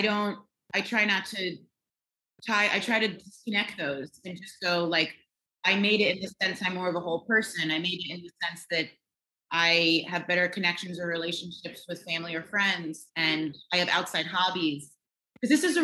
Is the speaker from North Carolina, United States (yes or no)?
yes; Raleigh, North Carolina, United States; also born or lived in Staten Island, New York; when I moved to North Carolina from New York, looking back, my mother, I think, was dealing with that big move from Staten Island to Raleigh, North Carolina.